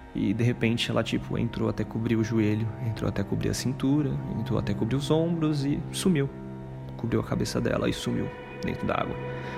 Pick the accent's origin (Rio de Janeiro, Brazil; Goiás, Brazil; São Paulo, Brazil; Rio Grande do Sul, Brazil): São Paulo, Brazil; Greater; eu sou daqui da Grande São Paulo